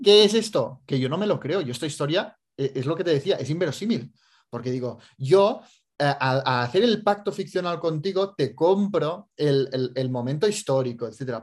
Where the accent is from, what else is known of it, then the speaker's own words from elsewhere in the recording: Andorra; yo, como soy de Andorra